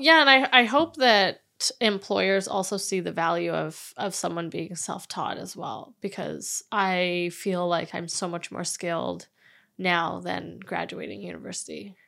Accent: Vancouver, British Columbia, Canada; I was born and raised in Vancouver

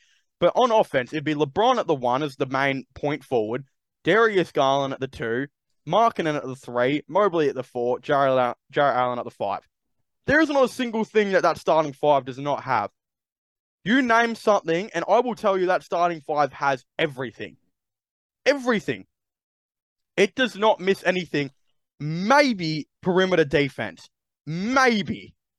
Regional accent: Australia; as an Australian

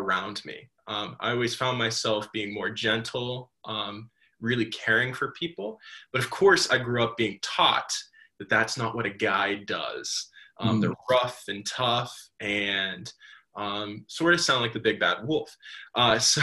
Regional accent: Johnstown, Pennsylvania, United States; I grew up here in Johnstown

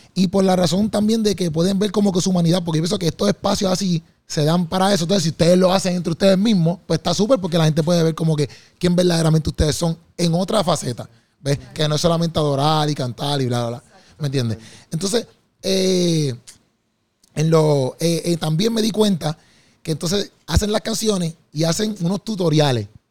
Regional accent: Puerto Rico; lo que yo veo acá en mi país, por ejemplo, o los venues, pues, se patrocina a veces mucho, quizás este, pues, lo, malo, o quizás otro tipo de contenido que no es cristiano, y a veces ya la gente, por ejemplo, en PR, nosotros sí somos una, una, un país cristiano

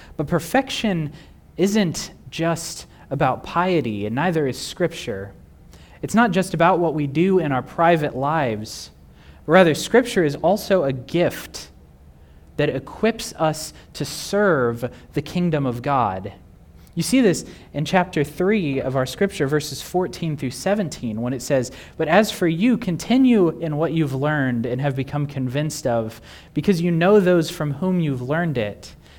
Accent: Texas, United States; Growing up in Texas

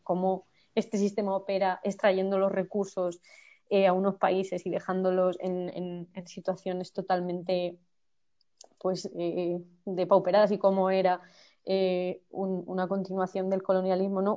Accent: Campo de Criptana, Castilla-La Mancha, Spain; moved away as an adult; also born or lived in Ontígola; now in Madrid, Spain; la organización feminista de mi pueblo, de Campo de Criptana

